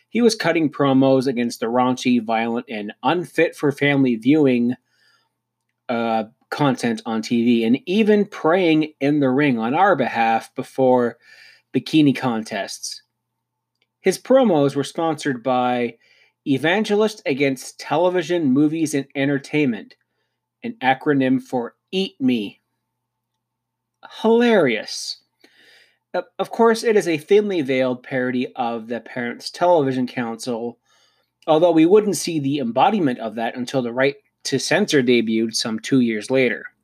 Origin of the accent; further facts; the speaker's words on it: Canada; hey, me being a Canadian, I think it's time that Tim Hortons gets in on this.